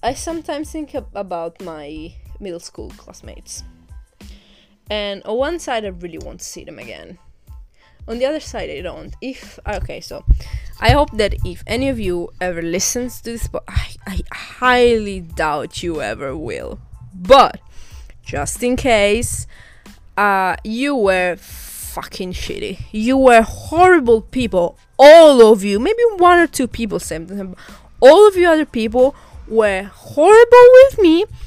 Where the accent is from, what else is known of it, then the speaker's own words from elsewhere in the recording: Catania, Sicily, Italy; now in England; Catania, which is my hometown